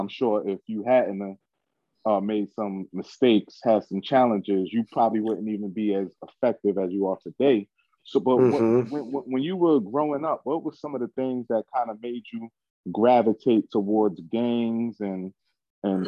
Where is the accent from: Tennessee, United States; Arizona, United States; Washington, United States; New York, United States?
New York, United States; New York City; I'm from Brooklyn, New York, Bed-Stuy precisely